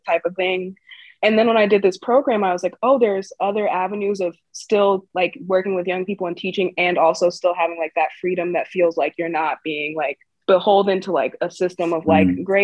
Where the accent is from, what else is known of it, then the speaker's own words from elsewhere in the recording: Chicago, Illinois, United States; I grew up in Chicago